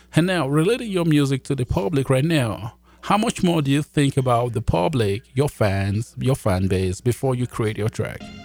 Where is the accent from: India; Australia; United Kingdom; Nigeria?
Nigeria; also born or lived in Jamaica; now in Canada; I was born in Nigeria